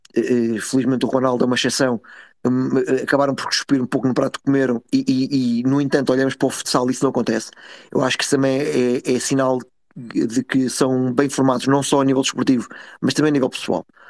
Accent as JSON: {"language": "Portuguese", "country": "Portugal", "said": "enquanto portugueses"}